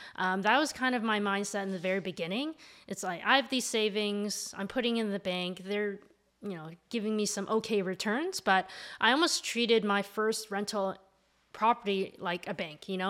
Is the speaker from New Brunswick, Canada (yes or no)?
no; Mississauga, Ontario, Canada; now in Toronto, Canada; I grew up in Mississauga. I now live in Toronto.